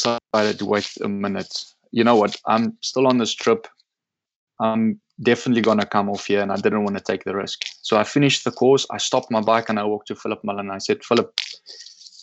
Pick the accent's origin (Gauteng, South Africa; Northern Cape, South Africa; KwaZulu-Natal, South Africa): Northern Cape, South Africa; Loxton; my hometown in Loxton.